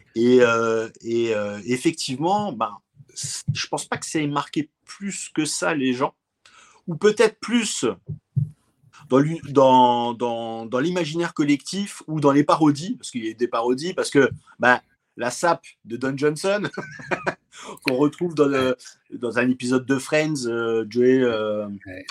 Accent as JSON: {"language": "French", "country": "France", "said": "chez nous, en France"}